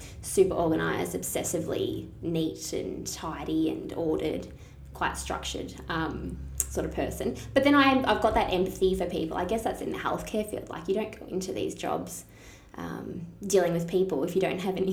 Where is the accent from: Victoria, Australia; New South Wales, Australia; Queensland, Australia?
Victoria, Australia; Shepparton; also born or lived in Melbourne / Adelaide; I was born in Melbourne, actually, and I moved here when I was 2. So I basically am. Shepparton raised. I was here through all primary school and high school